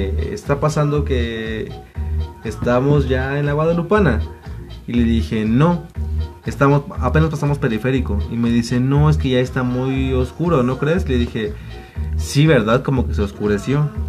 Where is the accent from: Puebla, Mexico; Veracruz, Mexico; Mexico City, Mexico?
Puebla, Mexico; soy de Puebla.